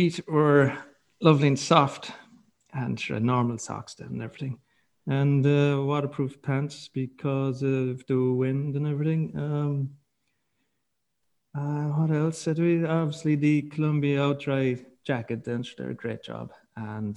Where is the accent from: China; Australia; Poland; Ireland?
Ireland; Kerry, Munster; I'm from Kerry